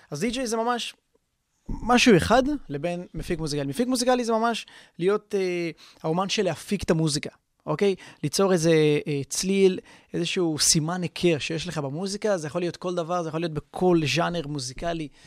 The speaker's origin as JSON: {"language": "Hebrew", "town": "Haifa", "region": "Haifa District", "country": "Israel", "said": "הייתי שחקן כדורגל במכבי חיפה, אני במקור מחיפה"}